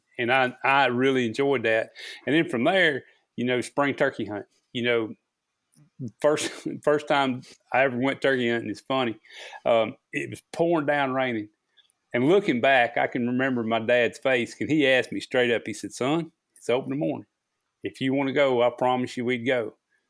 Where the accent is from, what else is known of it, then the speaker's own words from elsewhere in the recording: Rolla, Missouri, United States; born there; I was born in the Ozarks, Phelps County Hospital, Rolla, Missouri, is where it says on my birth certificate